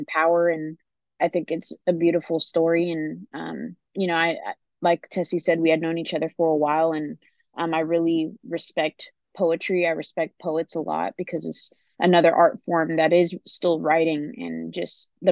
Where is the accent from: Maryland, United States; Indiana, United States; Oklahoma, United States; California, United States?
California, United States; San Leandro; I'm from the Bay Area. I'm from San Leandro, which is a city right next to Oakland, essentially